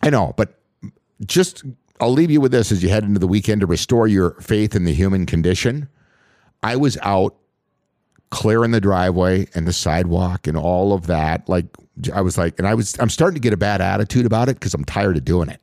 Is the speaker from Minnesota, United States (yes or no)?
yes; Voyageurs National Park, Minnesota, United States; the resorts that I worked at as a dock boy growing up in Voyagers National